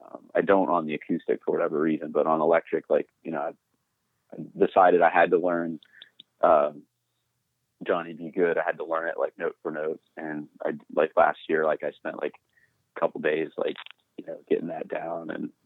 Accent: Texas, United States; also born or lived in Iowa / Minnesota / Pennsylvania; I was born in Iowa and I lived in Minnesota. And then I say I grew up in Texas. It's kind of, Texas and Pennsylvania, probably the main two places, that I lived the longest.

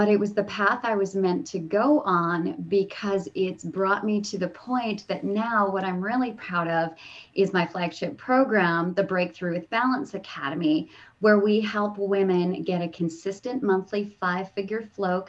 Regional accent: Canada; moved away as an adult; I'm originally from Canada, and we moved down because of a signing bonus

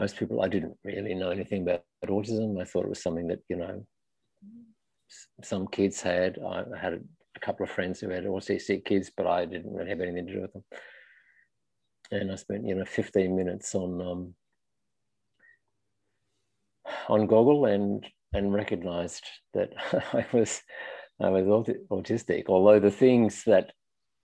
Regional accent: Australia; moved away as an adult; also born or lived in London, United Kingdom / Belgium; now in Paris, France; I grew up in Australia in small towns in the middle of nowhere, mostly

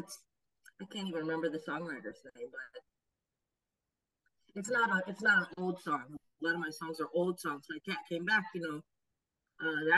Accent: Oakley, Kansas, United States; I grew up in a little town called Oakley, Kansas

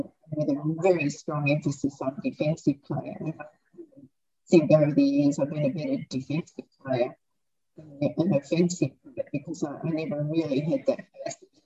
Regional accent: Australia; he married me as an Australian

